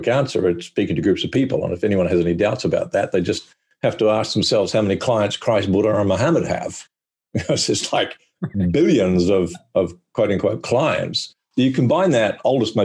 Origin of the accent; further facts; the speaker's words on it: New Zealand; now in Australia; I live in Australia, but I'm actually a New Zealander.